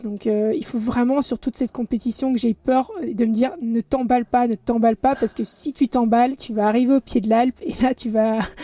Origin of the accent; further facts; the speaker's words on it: Belgium; je suis belge, j'ai 36 ans